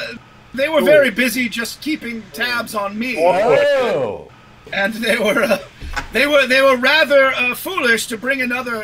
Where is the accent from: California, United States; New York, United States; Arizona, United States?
California, United States; Los Angeles; I was raised in the Los Angeles area.